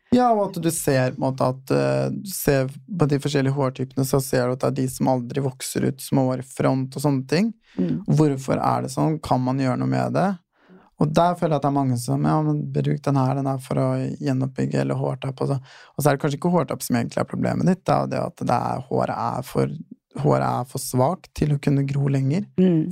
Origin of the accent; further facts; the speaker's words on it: Fredrikstad, Østfold, Norway; now in Oslo, Norway; flytta hjem eh, rett før jeg tok uh, fagbrevet. Uh, mm. Og så bodde jeg litt hjemme og jobba hjemme